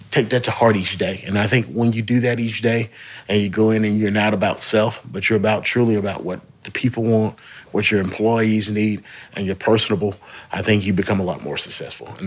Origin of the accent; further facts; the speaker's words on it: Shreveport, Louisiana, United States; moved away; I am from Shreveport. Yeah. From Shreveport, moved away, but uh, it's always good to come back home.